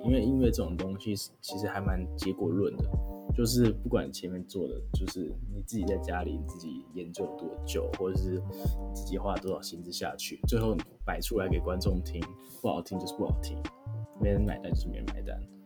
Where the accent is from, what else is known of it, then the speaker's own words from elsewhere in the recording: Taiwan; moved away; 我身为一个台湾人，我不会讲韩文